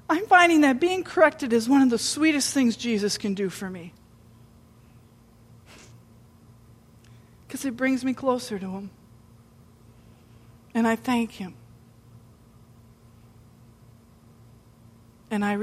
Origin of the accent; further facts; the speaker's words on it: United States; we're from the United States